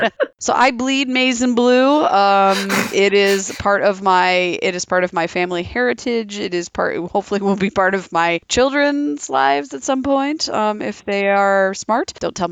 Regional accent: Michigan, United States; now in Virginia, United States; being a Yankee, which also comes up in this minute, and I'm from Michigan, so like being a Yankee, someone called me a Yankee when I moved here feels very weird.

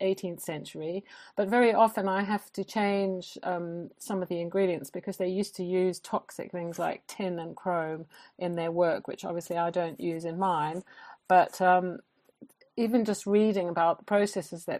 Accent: South Africa; moved away as an adult; now in Norfolk, United Kingdom; I grew up in South Africa

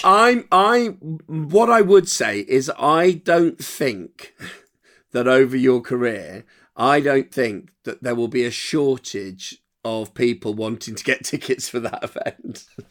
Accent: Windsor, South East England, United Kingdom; I'm from near London in Windsor

